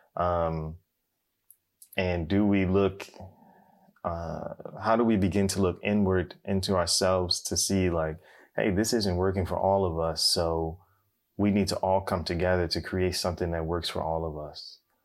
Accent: United States; I'm, I'm African American

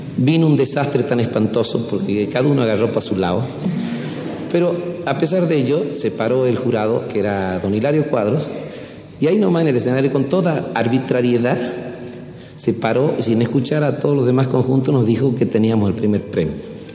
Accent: Salta, Argentina; moved away as an adult; seguimos siendo así, tal cual salimos de Salta

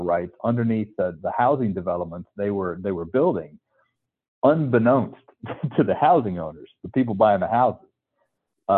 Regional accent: North Carolina, United States; originally I'm from North Carolina where, you know, there's no oil and gas

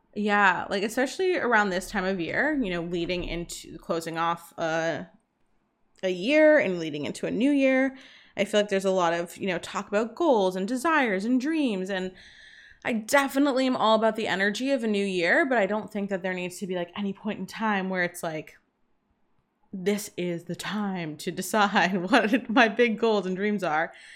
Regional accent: Boston, Massachusetts, United States; now in Bermuda; I'm from Boston, and we used to go back to Boston, like, once a month from Bermuda

